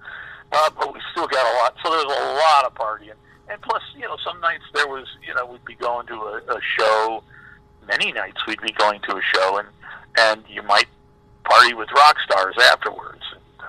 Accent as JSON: {"language": "English", "region": "Midwest", "country": "United States", "tie": "born there", "said": "I lived all over the place, but I was born in the Midwest. But I had been living in New York."}